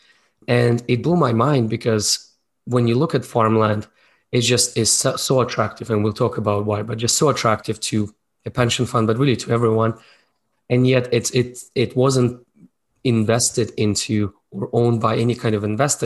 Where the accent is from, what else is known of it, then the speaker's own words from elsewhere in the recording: Russia; moved away as an adult; also born or lived in Moscow, Russia; now in Canada; born in Soviet Union, raised in Russia